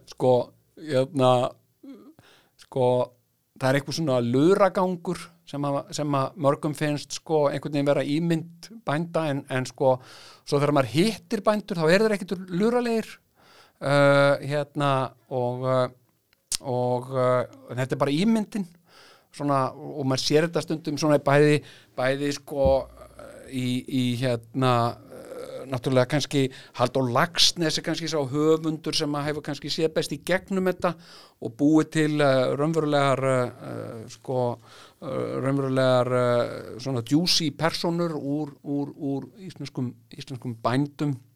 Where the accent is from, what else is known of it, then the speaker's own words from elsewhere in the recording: Iceland; ég verði hópi íslendinga